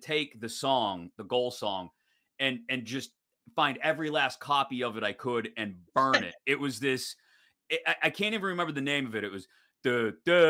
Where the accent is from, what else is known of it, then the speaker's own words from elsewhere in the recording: Pittsburgh, Pennsylvania, United States; as a Pittsburgher and a Penguins fan.